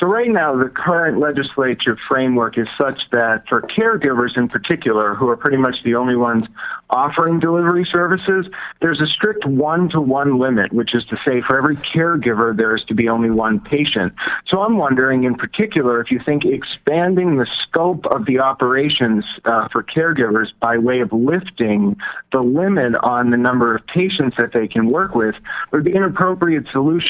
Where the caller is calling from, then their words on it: Belmont, Massachusetts, United States; I'm from Belmont